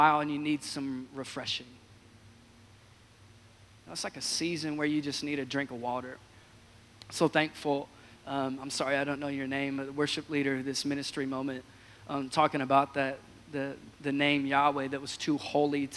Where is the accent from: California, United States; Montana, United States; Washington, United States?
Washington, United States; I hail from the great state of Washington, born and raised in Washington State